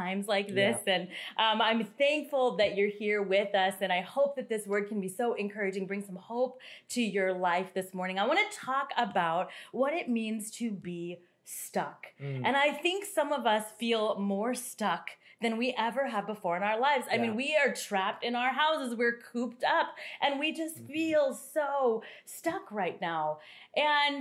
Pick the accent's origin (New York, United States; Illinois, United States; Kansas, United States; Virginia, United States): Kansas, United States; I grew up in Kansas on the dirt roads, and I'm talking dirt roads.